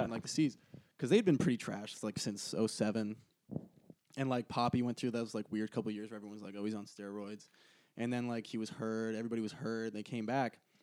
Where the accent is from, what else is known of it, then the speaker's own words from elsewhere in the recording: Boston, Massachusetts, United States; I'm actually from Boston.